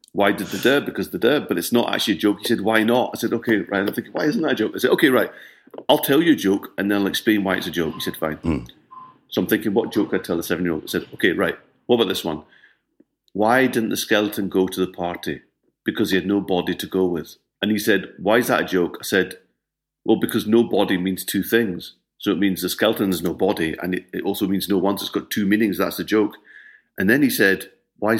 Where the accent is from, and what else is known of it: Scotland, United Kingdom